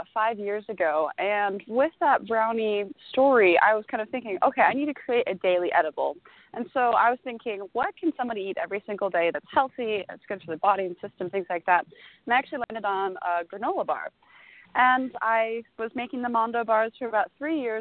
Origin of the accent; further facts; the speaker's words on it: Napa Valley, California, United States; I grew up in Napa Valley